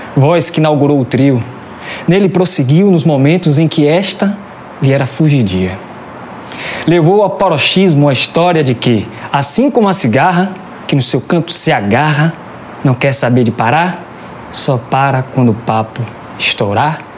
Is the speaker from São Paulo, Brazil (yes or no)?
no; Salvador, Bahia, Brazil; Eu sou do Cabula e o batuque é da minha vizinhança